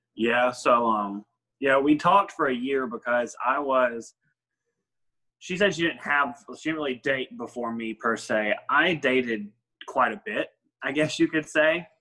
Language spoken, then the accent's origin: English; Smithville, United States; I was born and raised in Smithville